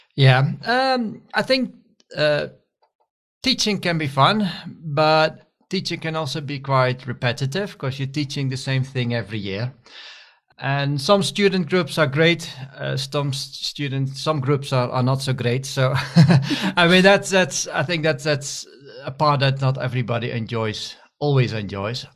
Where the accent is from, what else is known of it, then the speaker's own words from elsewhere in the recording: Netherlands; moved away as an adult; also born or lived in Scotland / India / Nigeria / Wageningen; I'm originally from the Netherlands, and I studied also in the Netherlands, in Wageningen.